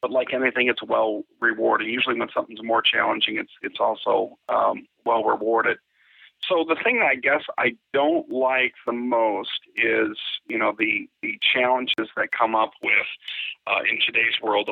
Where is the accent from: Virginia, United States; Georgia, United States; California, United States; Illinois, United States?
Illinois, United States; Chicago; I grew up in Chicago